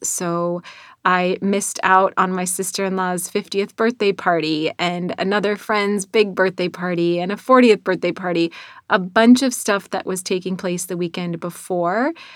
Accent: North Dakota, United States; accent: North Dakota; moved away; my North Dakota accent that still shines through twenty-plus years later after moving out of North Dakota

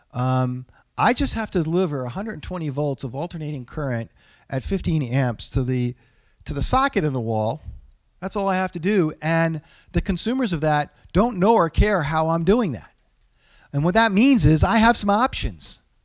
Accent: New England, United States; I'm from New England

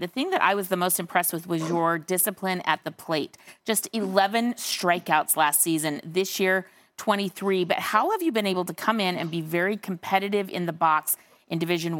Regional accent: Utah, United States; I'm from Utah. We have real altitude

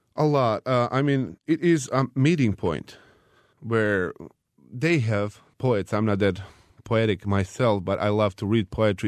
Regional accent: Bosnia & Herzegovina; my hometown

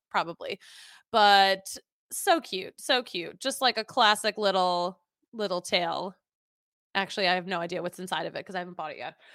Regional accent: Philadelphia, Pennsylvania, United States; moved away; I'm from Philly, all of my family, diehard Philly fans

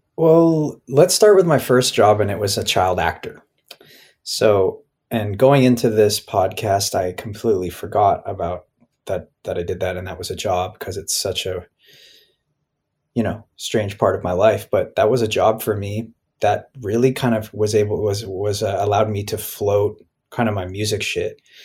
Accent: Toronto, Ontario, Canada; I grew up in Toronto

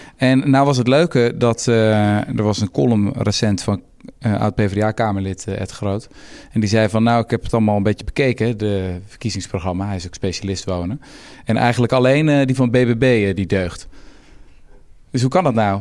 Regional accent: Houten, Utrecht, Netherlands; Ik kom zelf uit Houten

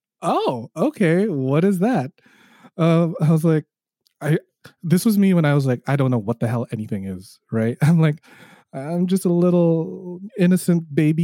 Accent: Toronto, Ontario, Canada; I am hailing from Toronto, Canada

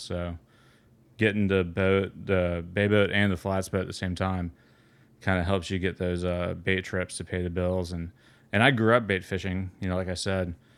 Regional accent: Atlanta, Georgia, United States; also born or lived in Florida; I grew up in Atlanta, and I spent a lot of my s, time in, in Florida

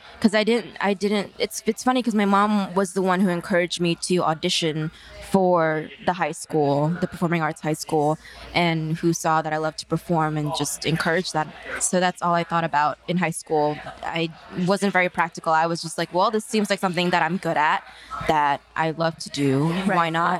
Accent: San Francisco, California, United States; moved away as an adult; now in New York, United States; I feel very fortunate to have my childhood be in San Francisco and then New York. They're two very diverse places, very accepting. I went to a performing arts high school

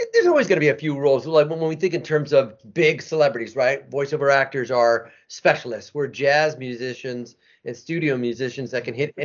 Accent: Argentina; I'm being from Argentina and I got some Italian and Spanish

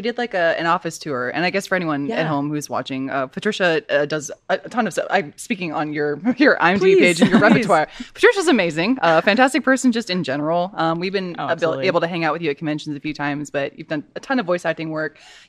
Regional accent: Texas, United States; I'm from Texas

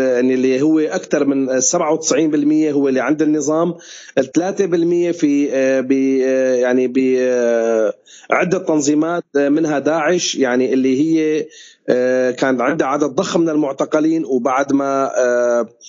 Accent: Syria; نحن كسوريين

